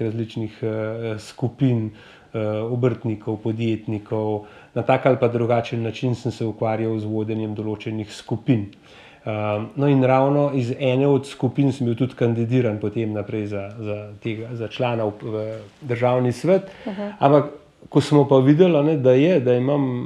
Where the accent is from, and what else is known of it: Slovenia